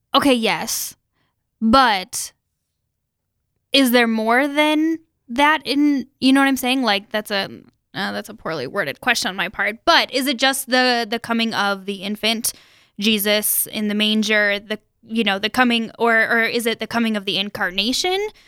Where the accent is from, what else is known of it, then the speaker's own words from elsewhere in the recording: Sioux Falls, South Dakota, United States; I'm from Sioux Falls originally